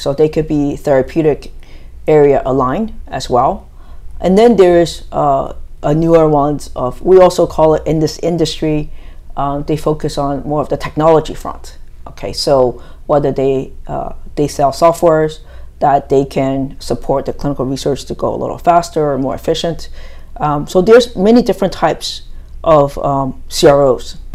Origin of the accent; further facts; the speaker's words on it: United States; moved away as an adult; also born or lived in New Jersey; now in Taiwan; I grew up in the States